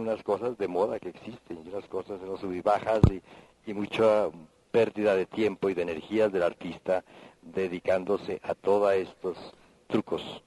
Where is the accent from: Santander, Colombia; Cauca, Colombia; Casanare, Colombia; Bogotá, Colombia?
Cauca, Colombia; Popayán; siendo de Popayán